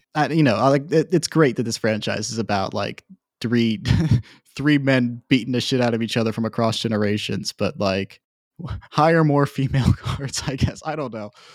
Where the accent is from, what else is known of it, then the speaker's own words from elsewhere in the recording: Virginia, United States; now in Georgia, United States; I'm a Southern boy. Uh, I grew up in Virginia. I'm living in Georgia now